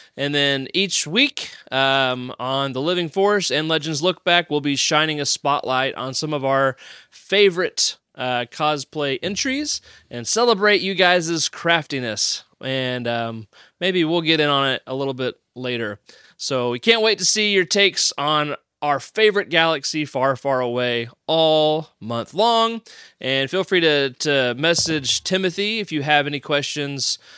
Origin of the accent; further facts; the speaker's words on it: Tennessee, United States; I'm from Tennessee